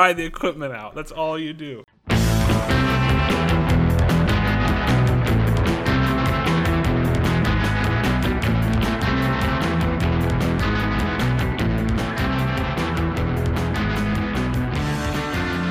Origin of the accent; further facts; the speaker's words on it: Florida, United States; I grew up in Florida